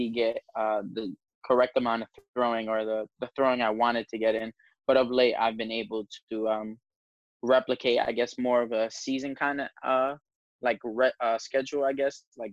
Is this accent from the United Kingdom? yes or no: no; New York City, New York, United States; I'm from the Bronx